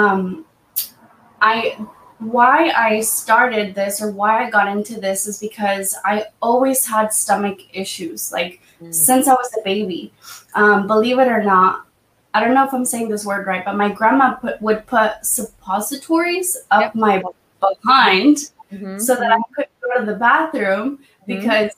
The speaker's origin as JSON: {"language": "English", "town": "Half Moon Bay", "region": "California", "country": "United States", "tie": "born or raised there", "also_born_or_lived": "Mexico"}